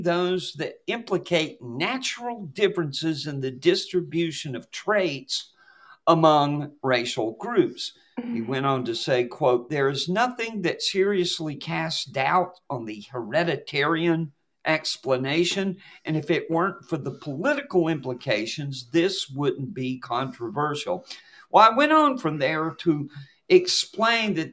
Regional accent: Appalachia, United States; as an Appalachian American

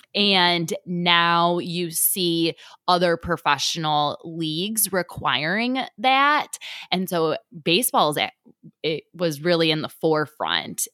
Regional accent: Detroit, Michigan, United States; moved away as an adult; also born or lived in Buffalo, New York; now in Lawrence, United States; I grew up in Detroit, Michigan

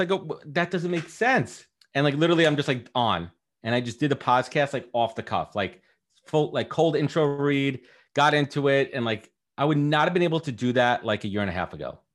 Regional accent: New York City, New York, United States; also born or lived in Long Island / Manhattan / Buffalo; born in Brooklyn, Sheepshead Bay

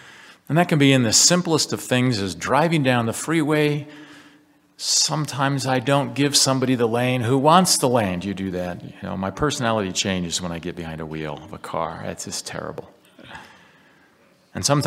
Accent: United States; as an American Christian, a Latter-day Saint

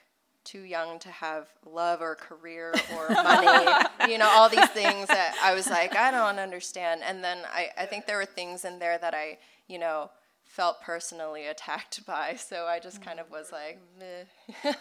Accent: Deep South, United States; I grew up in the Deep South as an immigrant kid

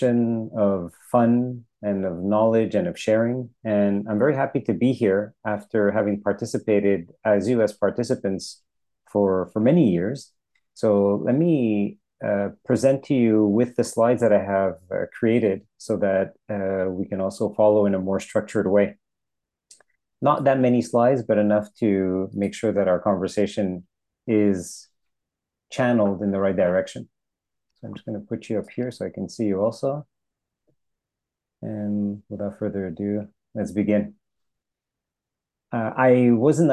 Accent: Montreal, Quebec, Canada; moved away; I was born and raised in Montreal

